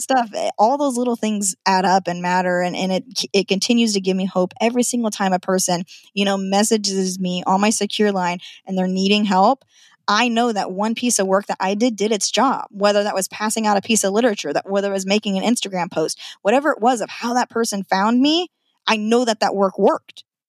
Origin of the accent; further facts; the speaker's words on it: Nampa, Idaho, United States; moved away as an adult; now in Washington, United States; I'm a born and raised Idahoan, born in Nampa.